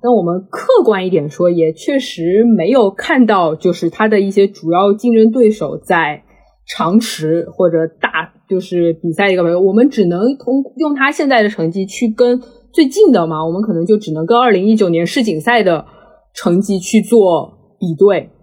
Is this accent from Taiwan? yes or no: no; China; 我们中国人